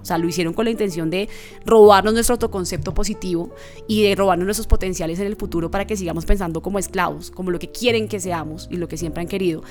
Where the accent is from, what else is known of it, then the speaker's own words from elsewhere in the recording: Bogotá, Colombia; nací en Bogotá. Mi papá, un hombre afro del Chocó. Mi mamá, una mujer afro-bogotana, pero de familia de Buenaventura.